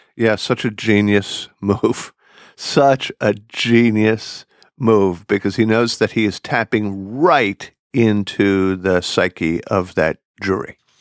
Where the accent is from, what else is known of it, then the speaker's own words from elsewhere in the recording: Philadelphia, Pennsylvania, United States; accent: Philadelphia; which I still have traces of, having also grown up in the Philadelphia area